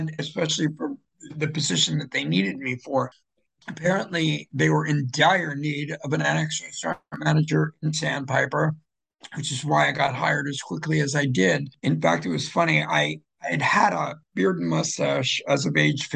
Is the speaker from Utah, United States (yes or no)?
no; Fort Lauderdale, Florida, United States; also born or lived in Philadelphia; now in New Jersey, United States; Originally from Philadelphia and grew up predominantly in Fort Lauderdale.